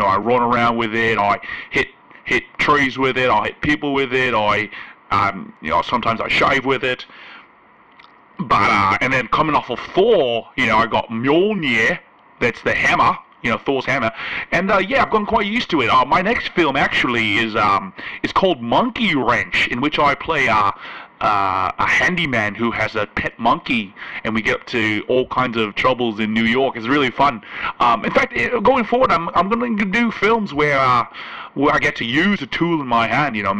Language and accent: English; Melbourne, Victoria, Australia; growing up in Melbourne, Australia, you know, in the 80s … was a teacher.